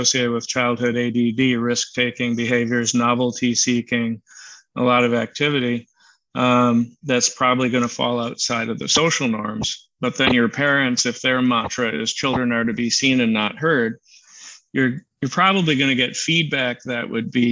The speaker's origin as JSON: {"language": "English", "region": "central Wisconsin", "country": "United States", "tie": "born or raised there", "said": "I grew up in central Wisconsin."}